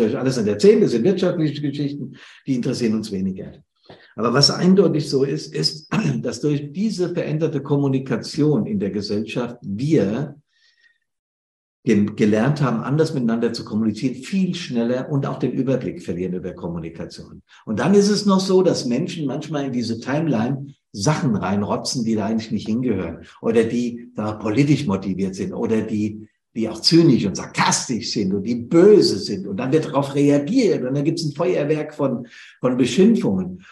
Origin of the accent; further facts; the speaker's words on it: Bad Soden, Hesse, Germany; Bad Soden in der, also meine Heimatstadt, meine Heimatfeuerwehr hier in Hessen am Südrand des Taunes